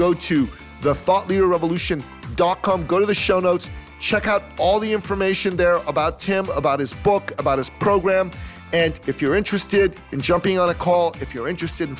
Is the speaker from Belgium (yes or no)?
no; Toronto, Ontario, Canada; my hometown, Toronto